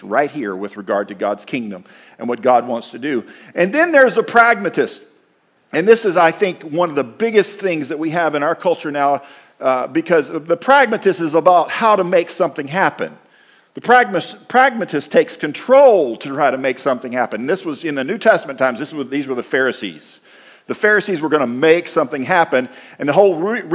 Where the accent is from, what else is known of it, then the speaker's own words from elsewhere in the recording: Texas, United States; moved away as an adult; now in Minnesota, United States; why would you leave Texas and move north?